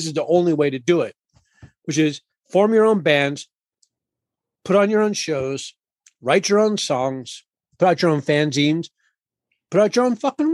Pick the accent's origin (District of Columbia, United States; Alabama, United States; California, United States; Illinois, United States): District of Columbia, United States; Washington; I'm a fifth generation Washingtonian